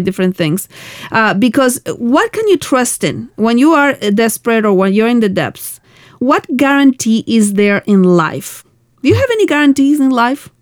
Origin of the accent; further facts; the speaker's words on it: Argentina; moved away; I come from Argentina where we. Um, we had really difficult political times uh-huh. uh, when I was growing up